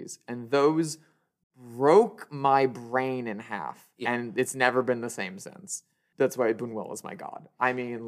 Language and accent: English; Midwestern Indiana, United States; I grew up in Midwestern Indiana